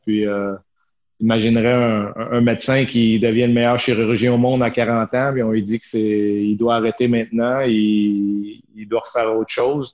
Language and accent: French; Chambly, Quebec, Canada; moved away as an adult; also born or lived in Shawinigan / United States / Italy / Sweden; now in Switzerland; moi, j'étais j'étais en Montérégie, à Chambly. Je suis né à Chambly. J'ai fait mon hockey mineur euh, euh, sur la rive sud.